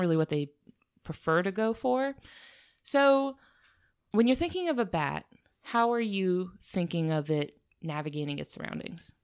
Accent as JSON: {"language": "English", "country": "United States", "said": "we're from America"}